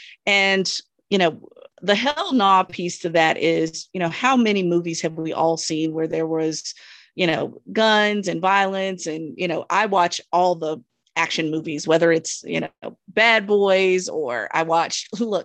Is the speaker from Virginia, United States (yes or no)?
yes; Virginia, United States; I'm from Southern Virginia, so I'm used to all this